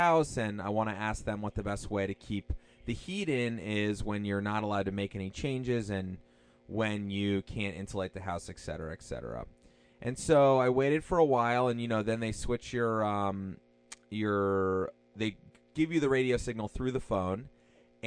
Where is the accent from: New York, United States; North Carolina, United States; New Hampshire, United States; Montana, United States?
New Hampshire, United States; now in Watertown, United States; This Old House is a program I grew up watching as a kid in New Hampshire with my parents on Saturday afternoons